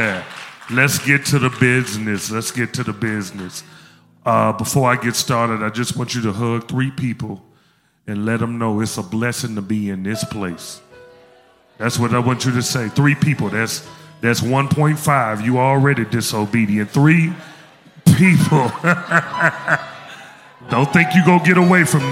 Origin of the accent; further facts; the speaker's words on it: Memphis, Tennessee, United States; moved away; I'm from Memphis